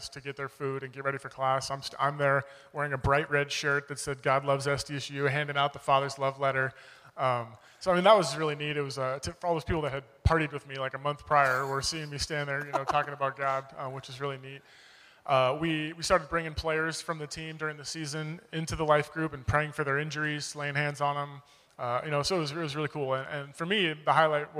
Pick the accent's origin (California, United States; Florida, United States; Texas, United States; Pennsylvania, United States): California, United States; Oceanside; moved away as an adult; also born or lived in Jacksonville; I grew up in Oceanside. I've lived here my whole life